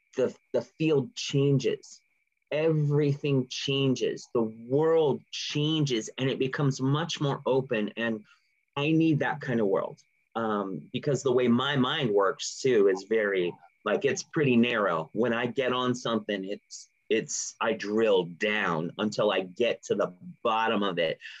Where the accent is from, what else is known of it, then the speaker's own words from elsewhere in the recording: California, United States; I grew up in California